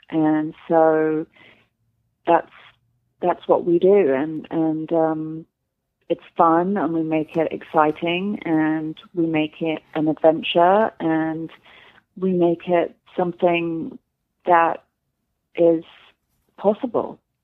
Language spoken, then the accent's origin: English; London, United Kingdom; moved away as an adult; now in Los Angeles, United States; I'm English